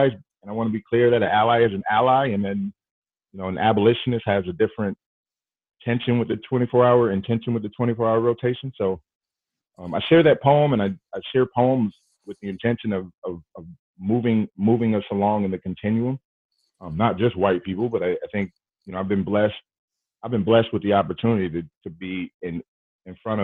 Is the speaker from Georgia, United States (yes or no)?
yes; Southwest Georgia, United States; moved away as an adult; also born or lived in Milwaukee, Wisconsin; I grew up in Southwest Georgia